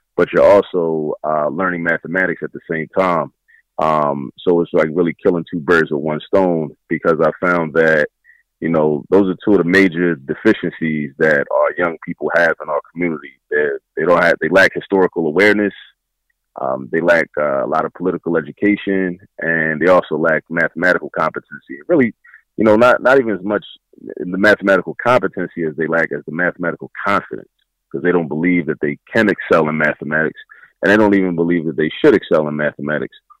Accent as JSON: {"language": "English", "town": "Baltimore", "region": "Maryland", "country": "United States", "tie": "born or raised there", "moved": "as an adult", "lives_now": "Philadelphia, United States", "said": "I was raised in raised in Baltimore"}